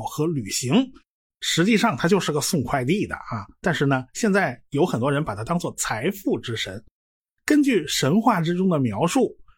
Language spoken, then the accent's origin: Chinese; China; 我们中国人呐，就直接管它们叫金木水火土了